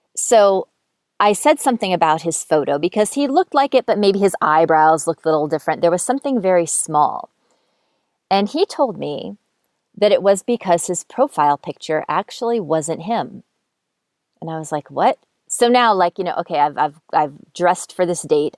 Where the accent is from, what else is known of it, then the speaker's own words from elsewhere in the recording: Montoursville, Pennsylvania, United States; moved away; "Montoursville," which is where I grew up. That's my hometown.